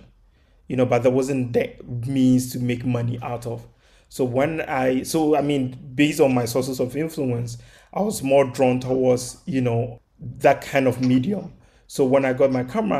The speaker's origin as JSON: {"language": "English", "town": "Kumasi", "region": "Ashanti", "country": "Ghana", "tie": "born or raised there", "moved": "as an adult", "lives_now": "New York, United States", "said": "I grew up in Kumasi. It's the second largest city in Ghana"}